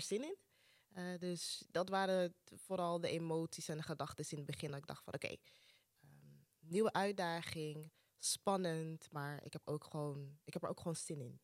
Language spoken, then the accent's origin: Dutch; Amsterdam, North Holland, Netherlands; Ik ben opgegroeid in Amsterdam Zuidoost, dus dit is mijn thuishaven